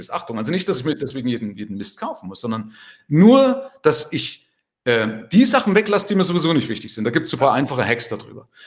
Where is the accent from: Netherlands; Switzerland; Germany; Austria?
Germany; Also zumindest bei uns in Deutschland, ich weiß nicht, wie es in Österreich ist, ist man ja erstmal so dagegen.